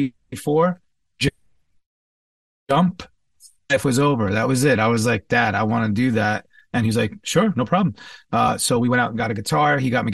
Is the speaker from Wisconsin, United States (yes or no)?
no; Commack, New York, United States; born and raised for the first part of my childhood in New York, Long Island, or as I like to say, Strong Island, the East Side, the North Shore, Comac, Smithtown, Suffolk County, basically.